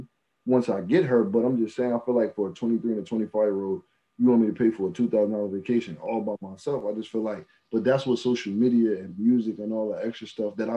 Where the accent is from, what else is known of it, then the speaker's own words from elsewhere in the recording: Newark, New Jersey, United States; I'm from Newark, New Jersey.